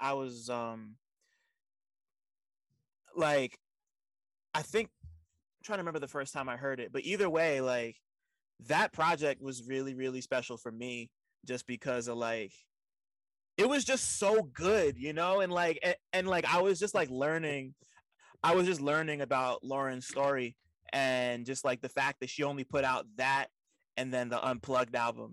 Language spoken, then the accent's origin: English; Montclair, New Jersey, United States; I grew up in the burbs, I grew up in Montclair, which is right outside of New York City